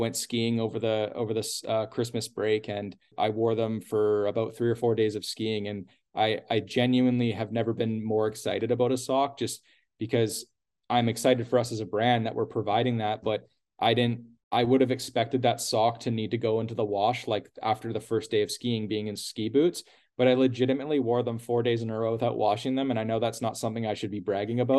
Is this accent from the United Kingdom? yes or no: no; Canada; we're Canadian